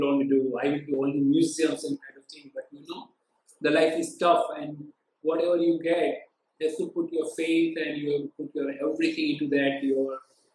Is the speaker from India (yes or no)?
yes; Ahmedabad, Gujarat, India; I'm basically from Ahmedabad